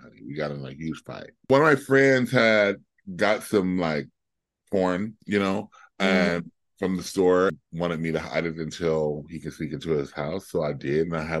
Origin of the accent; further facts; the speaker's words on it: Compton, California, United States; now in Florida, United States; Okay, so I left Compton after I left Southern California, because we were living